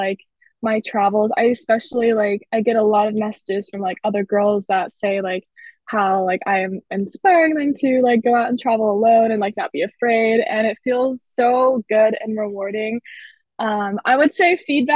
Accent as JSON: {"language": "English", "town": "Winterville", "region": "North Carolina", "country": "United States", "tie": "born or raised there", "also_born_or_lived": "South America", "moved": "as an adult", "said": "I grew up in Winterville"}